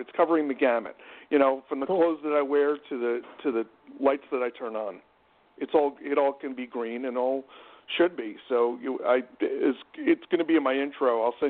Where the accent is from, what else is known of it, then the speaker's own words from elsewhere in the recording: New York, United States; I am a New Yorker. Always have been, always will be. My dad's from the Bronx